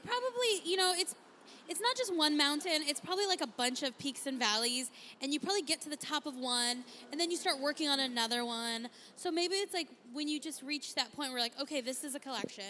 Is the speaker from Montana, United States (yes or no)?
no; San Diego, California, United States; moved away as an adult; now in Arizona, United States; I'm from San Diego originally